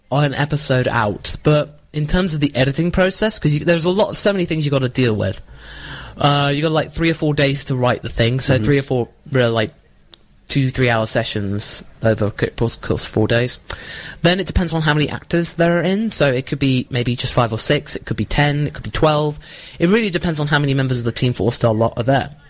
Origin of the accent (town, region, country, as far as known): United Kingdom; accent: British